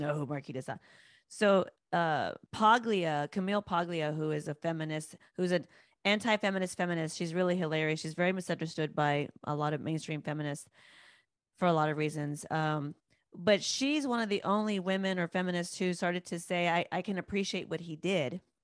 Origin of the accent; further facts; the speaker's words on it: United States; as American women, as Western women